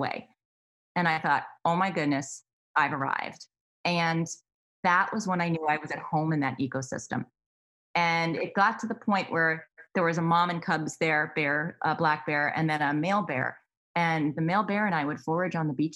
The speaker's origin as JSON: {"language": "English", "region": "Massachusetts", "country": "United States", "tie": "born or raised there", "said": "I grew up in Massachusetts."}